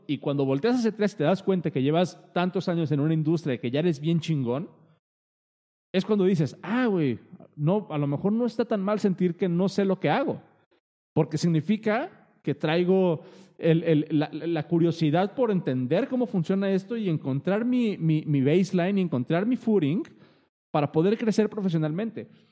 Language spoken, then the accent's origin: Spanish; Mexico; Uno como mexicano